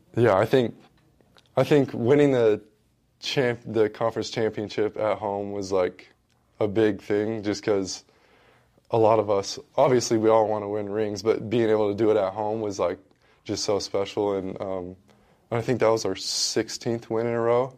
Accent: Washington, United States; moved away as an adult; growing up in Washington, I, I was always watching Gonzaga basketball 'cause everyone does in Washington

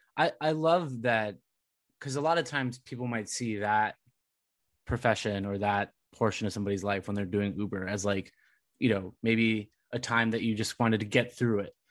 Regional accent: Southern California, United States; moved away as an adult; also born or lived in Providence; now in Massachusetts, United States; growing up in SoCal

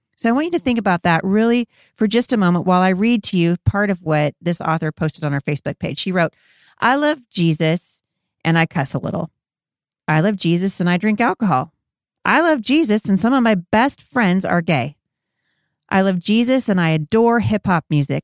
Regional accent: Pacific Northwest, United States; I was born here in the Pacific Northwest

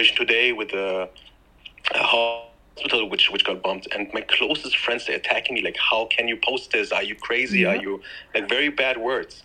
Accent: Frankfurt, Hesse, Germany; moved away as an adult; now in Dubai, United Arab Emirates; I'm born and raised in Germany

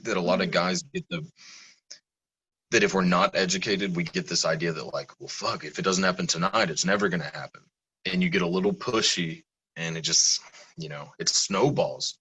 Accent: the South, United States; I'm from the South

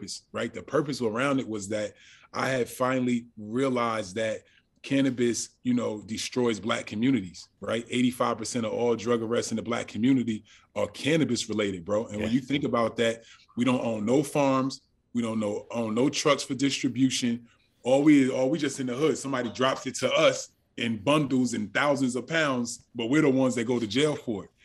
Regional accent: Orange, New Jersey, United States; I grew up in Orange, New Jersey

